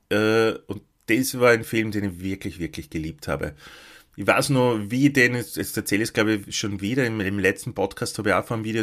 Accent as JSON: {"language": "German", "region": "Lower Austria", "country": "Austria", "tie": "born or raised there", "said": "in dem Ort wo ich aufgewachsen bin, natürlich keine gegeben, sondern im nächstgrößeren, in Krems."}